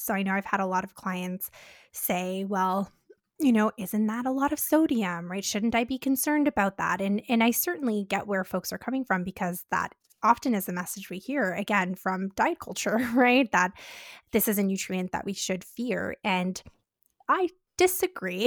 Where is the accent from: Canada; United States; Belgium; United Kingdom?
Canada; We're Canadian dietitians